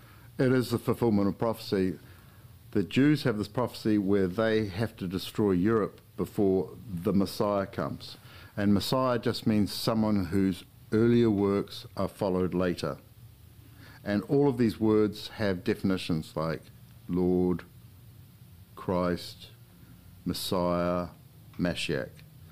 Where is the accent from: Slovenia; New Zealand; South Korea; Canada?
New Zealand; I grew up in New Zealand.